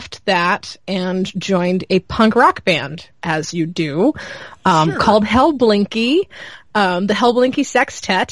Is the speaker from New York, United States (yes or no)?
no; Charlotte, North Carolina, United States; moved away; I was born in Charlotte and I grew up in the suburbs of Charlotte.